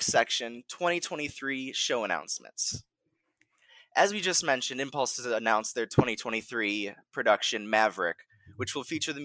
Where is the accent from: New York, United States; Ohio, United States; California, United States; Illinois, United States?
Illinois, United States; Chicago; we're from the Chicagoland area